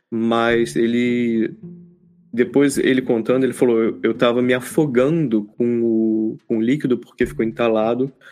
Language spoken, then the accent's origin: Portuguese; Rio de Janeiro, Brazil; a gente pô, cresci lá no, no Rio, né, e tal.